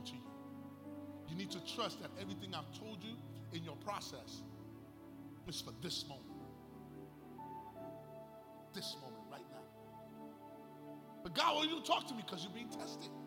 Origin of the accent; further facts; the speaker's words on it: New York City, New York, United States; I'm from New York. I'm from the South Bronx. My era, you graduated. I went to Taft High School